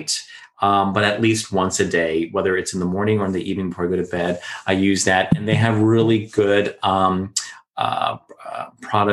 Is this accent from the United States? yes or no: yes; Florida, United States; us growing up in Florida with all the humidity and the heat